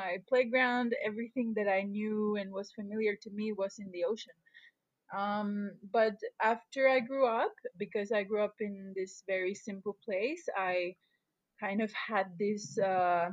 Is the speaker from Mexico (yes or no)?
yes; Puerto Morelos, Quintana Roo, Mexico; I was born in Mexico, and I grew up in a place called Puerto Morelos. And this is a very small fishing village on the coast of Quintana Roo